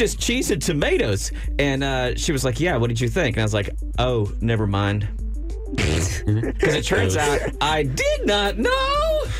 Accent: Brownsville, Texas, United States; also born or lived in outside Houston, Texas; When I was 20, and I'm a hayseed from Brownsville, Texas, and then the sticks outside of Houston

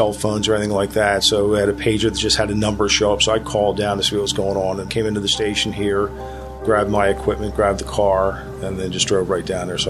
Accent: Radnor, Pennsylvania, United States; From Radnor.

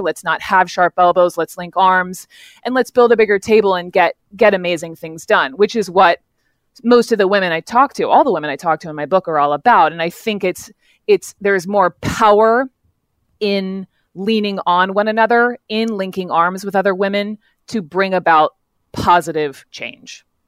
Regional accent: the South, United States; growing up in the South, raised by lovely parents

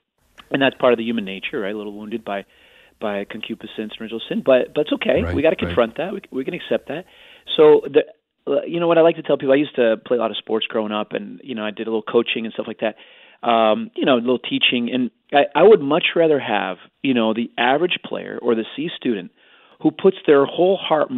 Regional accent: Arlington Heights, Illinois, United States; I used to love Walter Payton, talked about growing up in Arlington Heights. I was also a Chicago Bears fan.

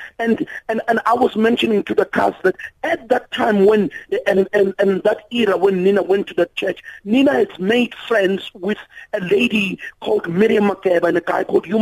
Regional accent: South Africa; as South Africans

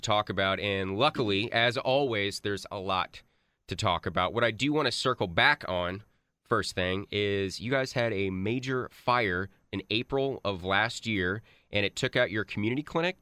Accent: Grapevine, Texas, United States; from my hometown of Grapevine

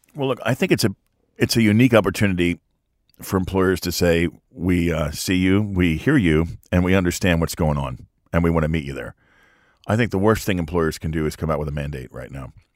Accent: Lehigh Valley, Pennsylvania, United States; I grew up in Lehigh Valley.

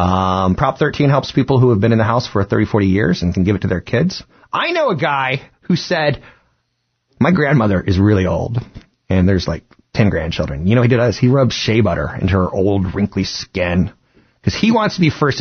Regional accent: East Coast, United States; We grew up on the East Coast. I grew up overseas a lot.

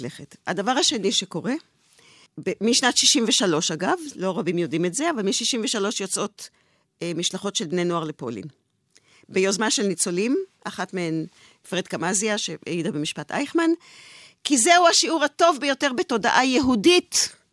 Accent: Israel; אני אה, דור שנולד אה, כבר בארץ, אני צברית, מה שנקרא

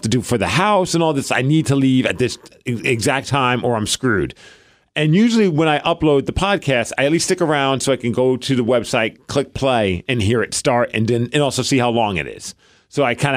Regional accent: New York City, New York, United States; moved away; I'm from Brooklyn

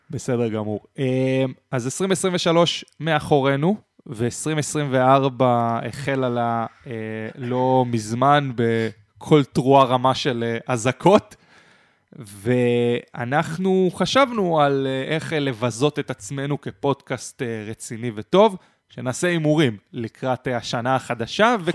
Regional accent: Israel; אבל אני ישראלי.

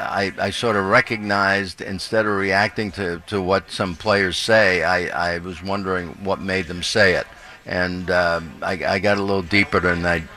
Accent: Brooklyn, New York, United States; But, you know, I grew up in New York when they had three teams here.

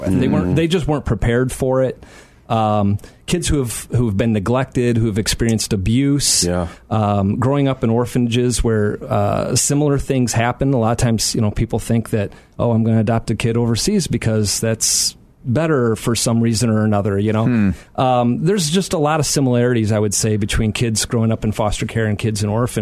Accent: Aurora, Illinois, United States; I grew up in Aurora, not too far from here

